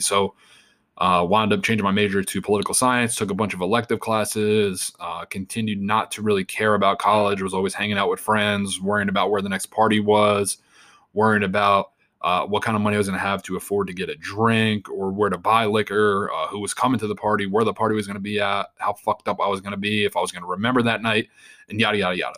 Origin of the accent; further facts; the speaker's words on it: Long Island, New York, United States; born and raised in Long Island, New York